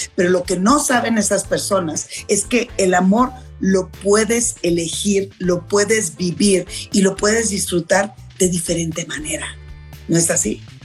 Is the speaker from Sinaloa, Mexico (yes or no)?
yes; Culiacán, Sinaloa, Mexico; moved away; allá en Culiacán, en mi tierra, con mi familia